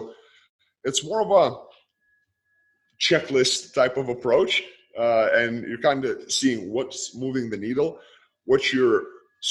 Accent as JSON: {"language": "English", "country": "Lithuania", "tie": "born or raised there", "moved": "yes", "said": "I grew up in Lithuania. I was born and raised. I am born and raised in Lithuania."}